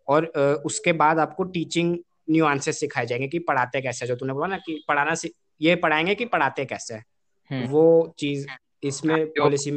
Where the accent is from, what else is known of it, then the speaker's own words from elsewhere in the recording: India; we as a Indians मतलब बचपन से ही वी हैव बीन मल्टीलिंगुअल